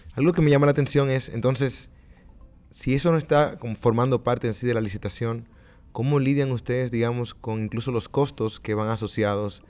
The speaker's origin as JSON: {"language": "Spanish", "country": "Dominican Republic", "moved": "yes", "said": "mi tierra, mi República Dominicana"}